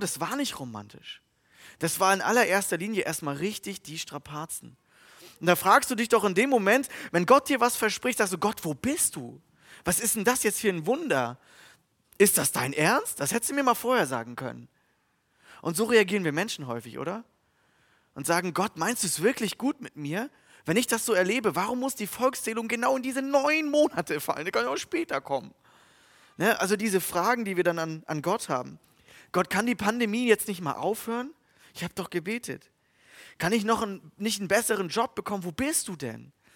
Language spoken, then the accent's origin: German; Germany; Als Deutsche